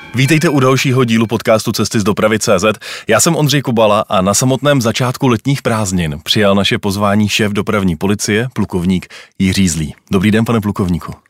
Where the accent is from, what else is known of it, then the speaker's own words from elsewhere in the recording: Czechia; jsme my Češi řidiči?